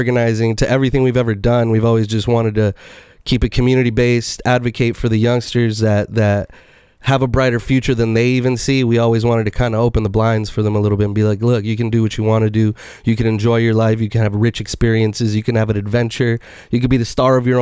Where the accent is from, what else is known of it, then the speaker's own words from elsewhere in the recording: Oxnard, California, United States; I was born and raised here. Grew up in El Rio